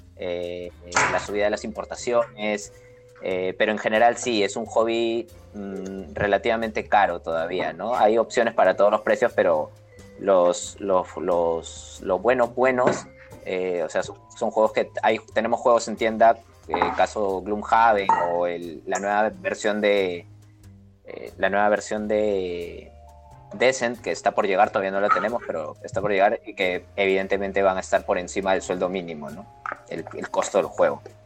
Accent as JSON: {"language": "Spanish", "country": "Peru", "said": "yo soy de Perú, yo vivo en Lima"}